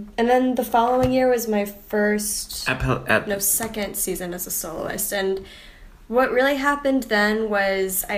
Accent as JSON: {"language": "English", "region": "the South", "country": "United States", "moved": "yes", "said": "I was from the South"}